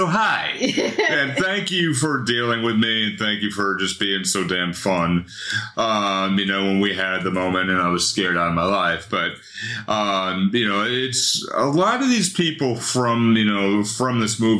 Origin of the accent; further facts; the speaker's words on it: Somerset, Massachusetts, United States; Kaz and I grew up in Somerset, Mass.